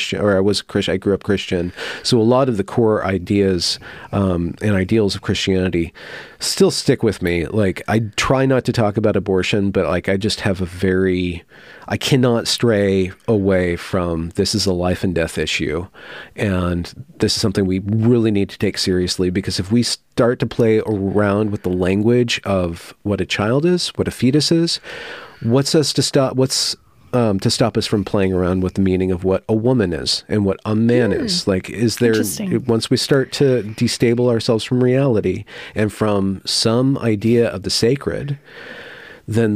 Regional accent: California, United States; I grew up in California, but Northern California outside of Sacramento

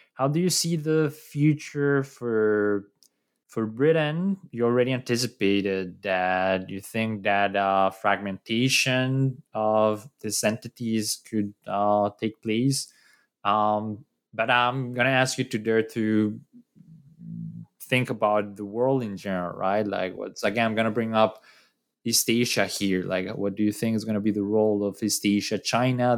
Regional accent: Colombia; I'm from Colombia

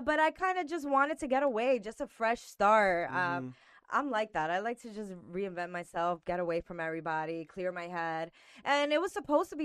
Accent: New York City, New York, United States; also born or lived in Miami, Florida; now in Orlando, United States; I am from Queens, New York.

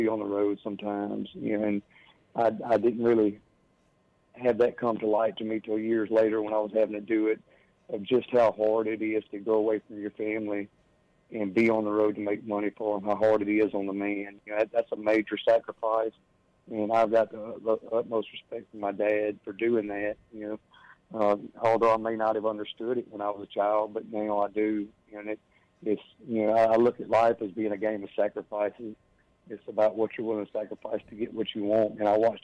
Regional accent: South Mississippi, United States; I was born and raised in South Mississippi.

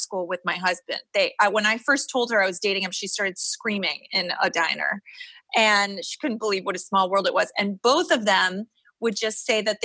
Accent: New York City, New York, United States; I grew up on the Upper East Side

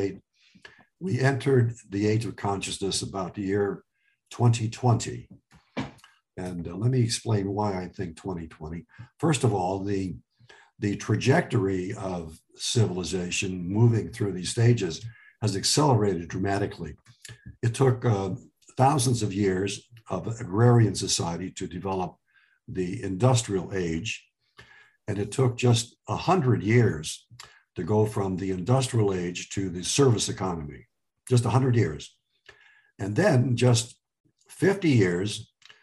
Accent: Cleveland Heights, Ohio, United States; English is a second language; also born or lived in Lebanon; we grew up in Cleveland Heights

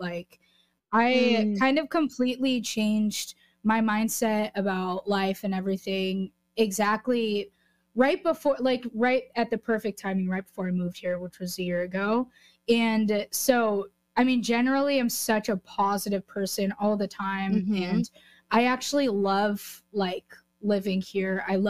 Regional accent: California, United States; growing up in California, being able to start accomplishing my dreams in the state that I grew up in and that I love so much.

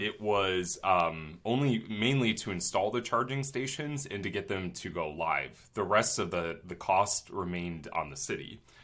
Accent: Twinsburg, Ohio, United States; my hometown of Twinsburg, Ohio

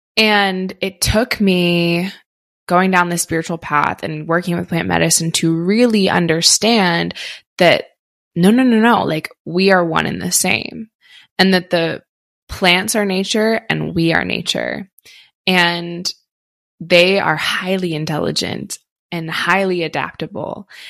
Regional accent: outside Philadelphia, Pennsylvania, United States; moved away; I grew up on the East Coast, grew up in outside Philly, and we said you guys all the time

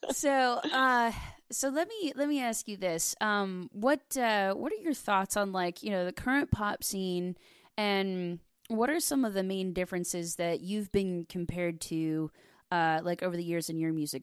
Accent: Delaware, Ohio, United States; I was raised in uh, in Delaware. It's about thirty minutes north of Columbus.

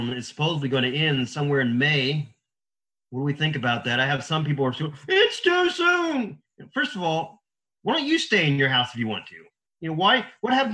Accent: Indiana, United States; now in Florida, United States; I'm from Indiana originally, and now here down in Florida

